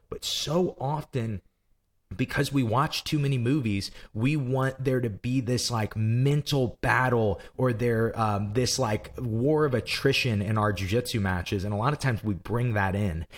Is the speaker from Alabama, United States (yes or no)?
no; Granite City, Illinois, United States; we're from Granite City, Illinois